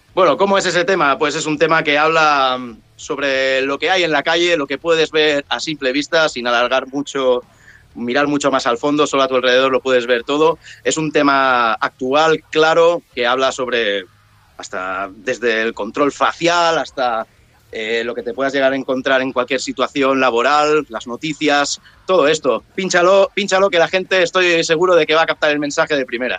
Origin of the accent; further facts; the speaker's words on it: Sant Sadurní d'Anoia, Catalonia, Spain; Somos de la zona de San Sadurní Noya